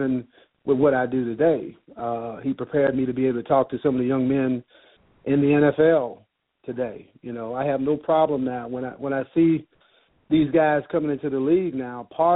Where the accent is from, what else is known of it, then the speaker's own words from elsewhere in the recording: Chicago, Illinois, United States; growing up in Chicago, product of a single parent household run by a woman